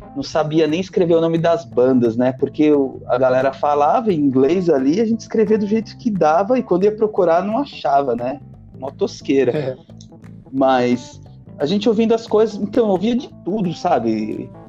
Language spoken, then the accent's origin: Portuguese; São Paulo, Brazil; Eu sou do, do Jabaquara, da Zona Sul